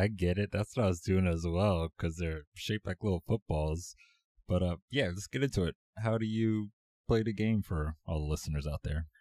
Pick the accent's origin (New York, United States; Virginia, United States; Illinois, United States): Virginia, United States; Virginia Beach; I grew up in Virginia Beach, and we don't really have a professional team around here